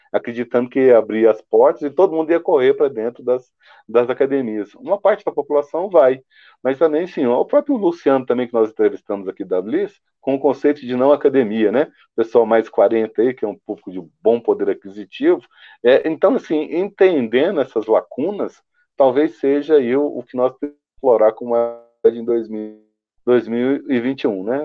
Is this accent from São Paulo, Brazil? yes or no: no; Goiás, Brazil; eu sou goiano